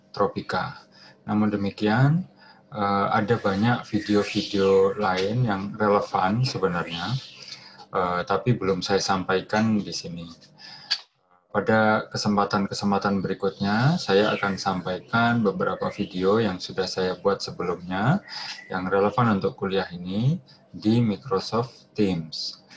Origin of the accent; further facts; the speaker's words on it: Surabaya, East Java, Indonesia; Saya berasal dari Surabaya, itu temperatur 40 derajat Celcius itu sudah hari-hari ya, sehari-hari saya alami ya waktu dulu SMA gitu.